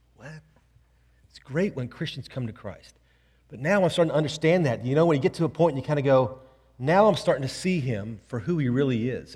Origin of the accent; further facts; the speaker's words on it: Houston, Texas, United States; I grew up here in Houston